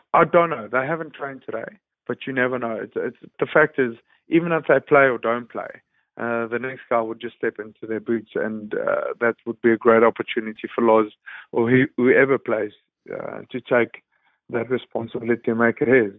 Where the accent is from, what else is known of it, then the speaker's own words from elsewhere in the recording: South Africa; moved away as an adult; now in United Kingdom; as a South African coming to the U K